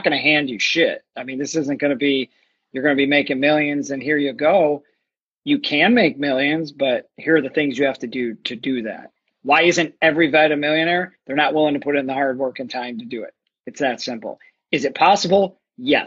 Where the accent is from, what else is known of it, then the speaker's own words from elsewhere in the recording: Chicago, Illinois, United States; I'm from Chicago